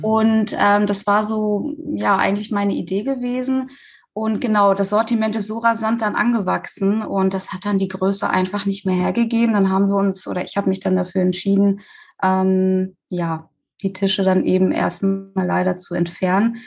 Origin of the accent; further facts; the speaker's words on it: Recklinghausen, North Rhine-Westphalia, Germany; bei uns in Recklinghausen